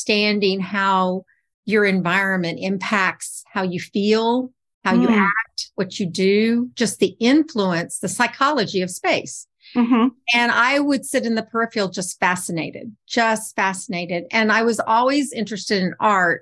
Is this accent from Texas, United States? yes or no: yes; Texas, United States; I'm from Texas